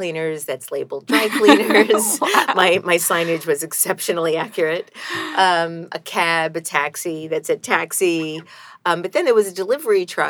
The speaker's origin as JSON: {"language": "English", "town": "New York City", "region": "New York", "country": "United States", "tie": "born or raised there", "also_born_or_lived": "Brooklyn / Queens / Staten Island / Long Island", "said": "I am a native New Yorker"}